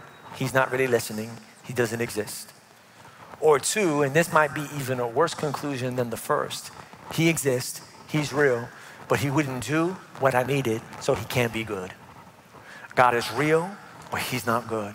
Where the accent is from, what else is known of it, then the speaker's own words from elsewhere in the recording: New York, United States; moved away; I'm from New York